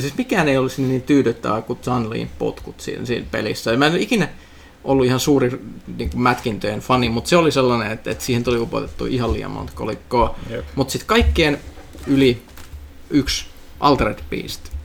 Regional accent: Finland; kun mä olin pieni Suomessa

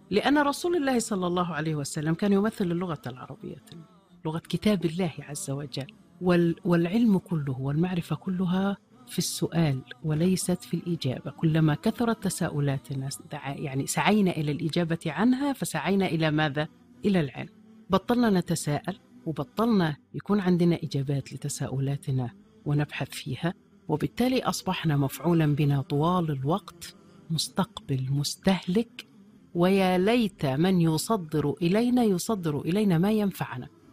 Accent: Egypt; وننتظرها كمصريين

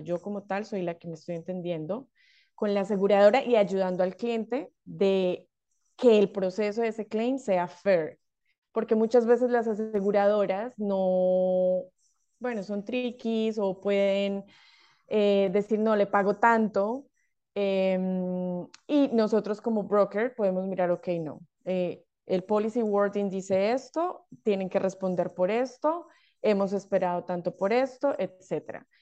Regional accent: Colombia; moved away as an adult; now in Australia; soy de Colombia

